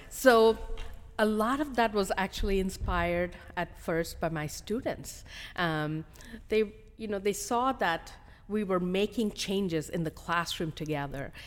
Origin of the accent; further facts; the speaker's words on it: India; moved away as an adult; also born or lived in Hyderabad, India; now in United States; I was born in India, um, and I came to the United States